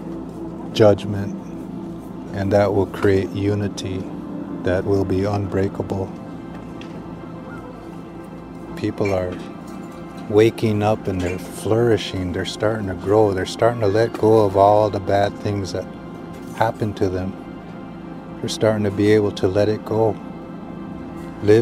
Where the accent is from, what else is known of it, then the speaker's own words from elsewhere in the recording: United States; I'm a Standing Rock Lakota.